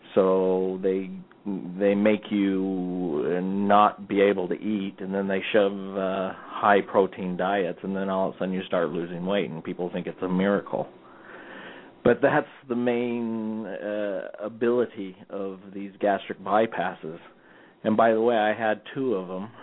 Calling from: Orem, Utah, United States; I'm calling from uh, Orem, Utah

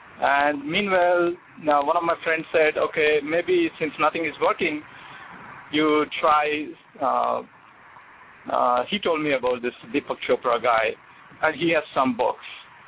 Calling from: New York, United States; from New York.

